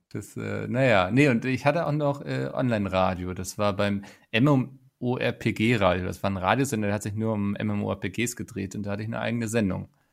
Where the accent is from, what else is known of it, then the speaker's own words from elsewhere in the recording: Schleswig-Holstein, Germany; bei uns in Schleswig-Holstein